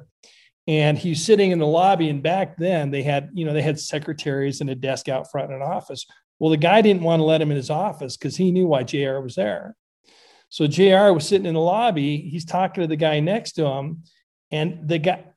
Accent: Montana, United States; now in Idaho, United States; I grew up in Montana, but I live in Idaho now.

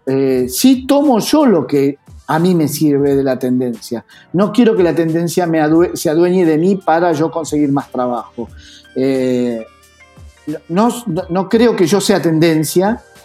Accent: Argentina; also born or lived in Buenos Aires; trabajar afuera siendo argentino

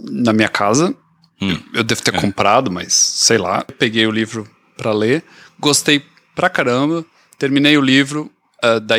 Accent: São Paulo, Brazil; que sou de São Paulo, uhum, né? Uhum. Da comunidade japonesa.

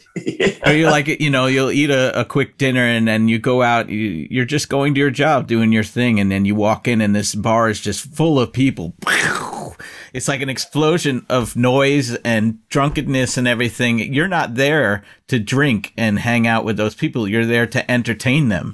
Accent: United States; as an American

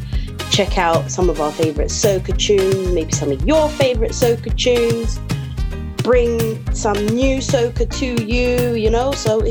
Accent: United Kingdom; I mean, it sucks being British or living in Europe

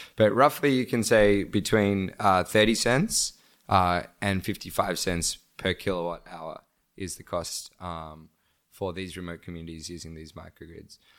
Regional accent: Australia; also born or lived in Bangladesh; now in Cambodia; I was born in, um, Bangladesh and I grew up in Australia

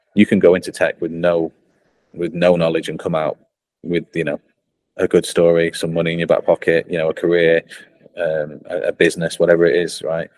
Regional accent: Blackpool, North West England, United Kingdom; accent: northern; moved away; I grew up in Blackpool. Um, you can tell by the northern accent, I've not lost it.

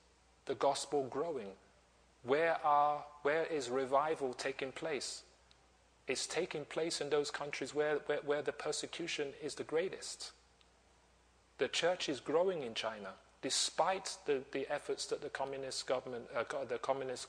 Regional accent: Nigeria; I'm from Nigeria

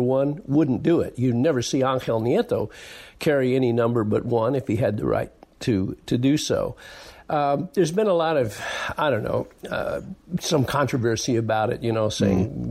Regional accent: United States; I'm an American

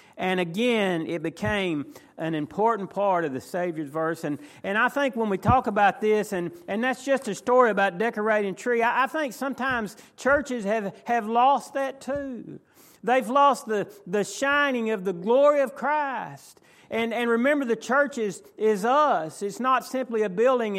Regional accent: McKinney, Texas, United States; I was raised in McKinney

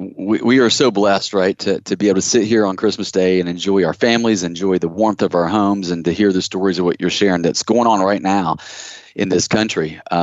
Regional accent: Kentucky, United States; moved away; I'm from Kentucky originally. We have an office with Coastal Wealth Management in Kentucky. I love the state. My whole family's from there

